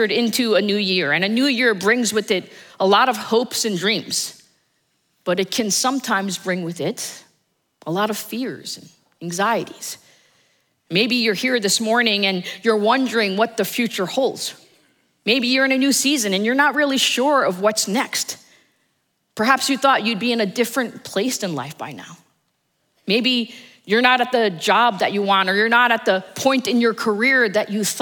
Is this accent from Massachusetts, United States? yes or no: no; New Jersey, United States; now in Dallas, United States; I'm originally from New Jersey. My family is still there. And there are often times that I want to be here in Dallas, but I also want to be in New Jersey